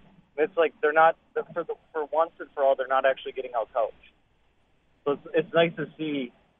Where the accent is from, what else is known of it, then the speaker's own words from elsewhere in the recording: Wisconsin, United States; now in Dallas, United States; So I'm from Wisconsin. I grew up in Wisconsin and I moved out here.